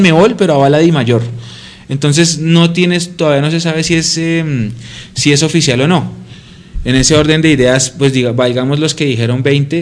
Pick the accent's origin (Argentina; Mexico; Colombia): Colombia; así somos los colombianos